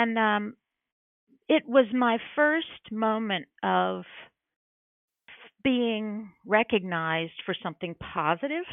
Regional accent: Oak Ridge, Tennessee, United States; I was growing up in Oak Ridge

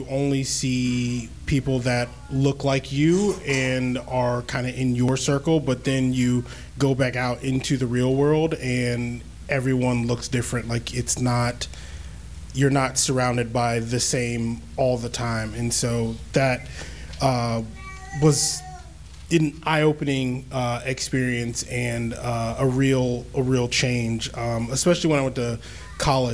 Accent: Northern Virginia, United States; I grew up here in Northern Virginia.

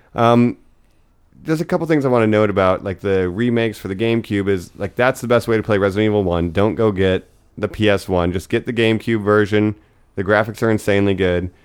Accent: Geauga County, Ohio, United States; I'm from Geauga County, Ohio

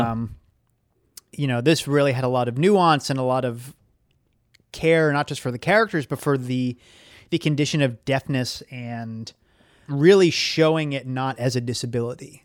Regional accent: Saugus, Massachusetts, United States; born or raised there

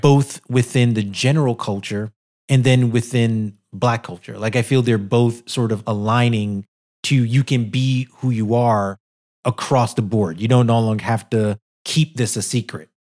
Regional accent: New York City, New York, United States; a black guy growing up in Brooklyn

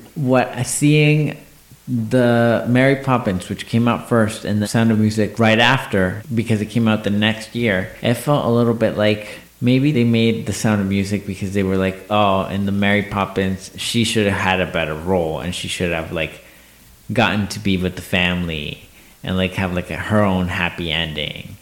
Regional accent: Mexico; moved away; I grew up in Mexico

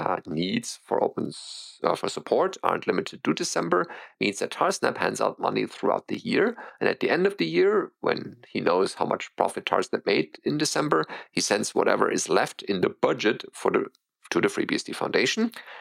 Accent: Canada; as a Canadian

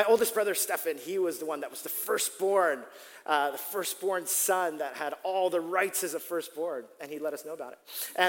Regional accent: Staten Island, New York, United States; I'm from Staten Island. I'm like, no one ever chooses me.

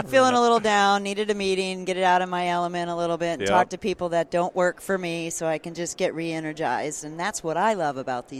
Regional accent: Florida, United States; I'm from Florida

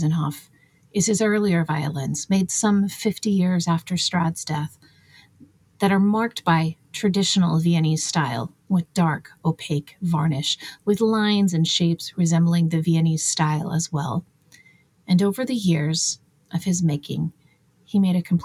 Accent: United States; as an American

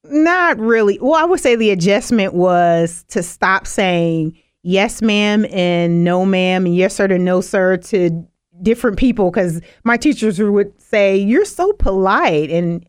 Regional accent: Illinois, United States; also born or lived in Louisiana; Yeah, and then moved up here and been in the Lake County area ever since. I've grown up here. I've worked here, went to school in Illin

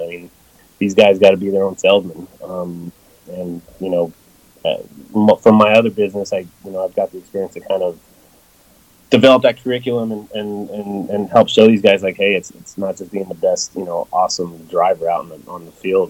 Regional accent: Los Angeles, California, United States; now in Knoxville, United States; I'm originally from Los Angeles. I was born and raised in L.A. and I moved out here

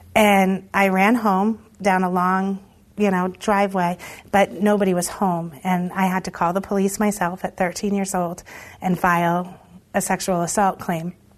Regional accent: Monmouth, Maine, United States; also born or lived in Lewiston, Maine; as I would say a toddler moved to Monmouth, and so I lived in Monmouth my whole um, adolescence

